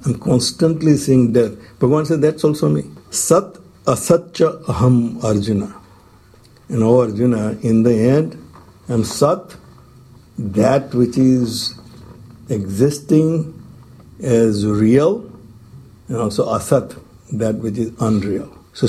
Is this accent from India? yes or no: yes; India; English is a second language; moved away as an adult; When I came from India the first time around